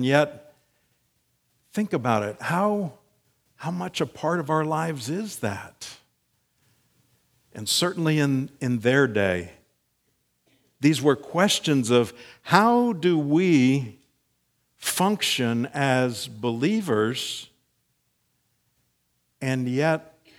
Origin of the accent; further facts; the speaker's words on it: Frankfurt, Hesse, Germany; born there; I was, a few years back, born in Frankfurt, Germany.